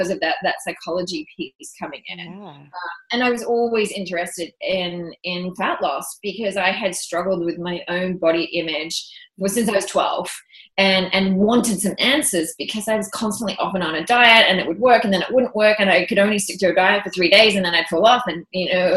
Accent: Australia; moved away as an adult; also born or lived in London; I'm also Australian, and we feel like we have this rite of passage that we're supposed to travel the world

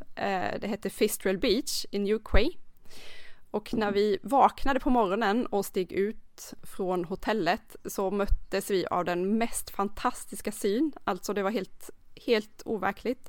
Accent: Karlskrona, Blekinge, Sweden; kommer ju från Karlskrona

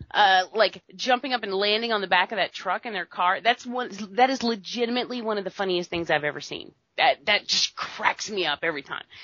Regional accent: United States; We're American.

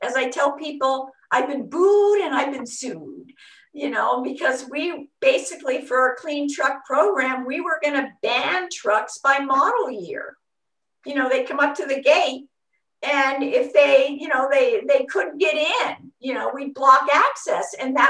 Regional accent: Long Beach, California, United States; I came from Long Beach

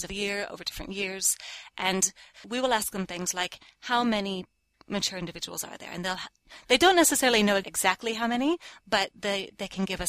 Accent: California, United States; moved away as an adult; also born or lived in Hawaii; now in Cambridge, United Kingdom; I am originally from California, and so I did a lot of field work in California

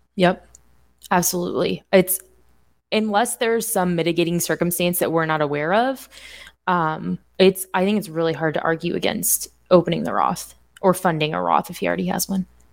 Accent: Indiana, United States; born or raised there; moved away

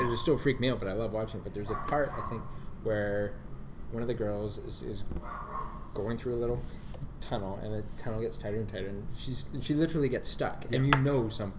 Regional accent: Bermuda; moved away; when I grew up in Bermuda, 1987

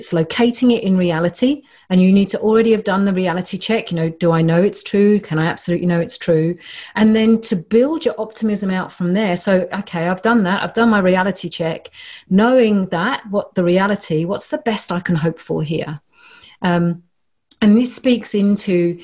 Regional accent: London, United Kingdom; moved away; also born or lived in Mediterranean; growing up in Northwest London

